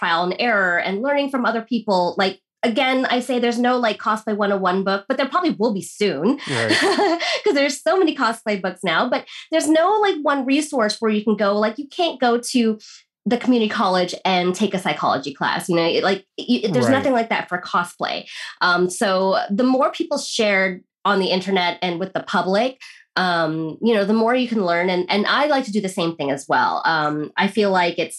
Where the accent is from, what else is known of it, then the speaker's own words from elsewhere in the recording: United States; woman growing up in America